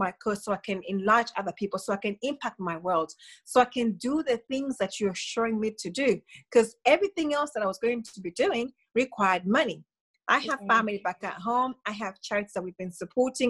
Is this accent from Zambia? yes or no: yes; Zambia; moved away as an adult; now in United Kingdom; growing up in Zambia, we were told, or I was brought up being told, you go to school, get a job, go to uni